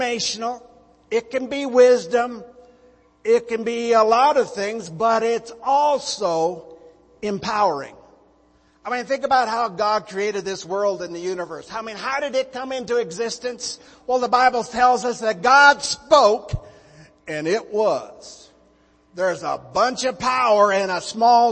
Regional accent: Montana, United States; moved away as an adult; also born or lived in North Myrtle Beach, South Carolina; Liz and I were both born and raised in Montana, big sky country

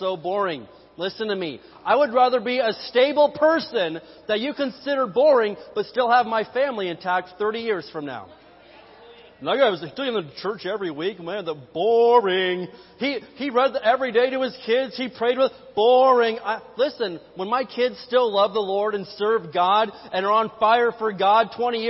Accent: Indiana, United States; I am from Hoosier Land, the great state of Indiana

